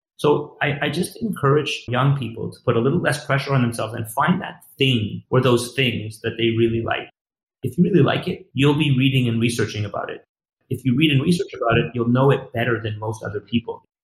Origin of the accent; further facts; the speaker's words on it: Montreal, Quebec, Canada; I grew up in Montreal